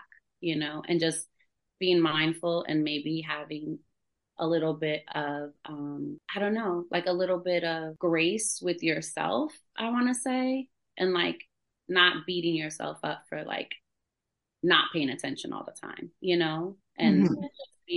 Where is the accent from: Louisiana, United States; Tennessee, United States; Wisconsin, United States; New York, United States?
New York, United States; New York City; now in Fayetteville, United States; I grew up in New York City, like in the Bronx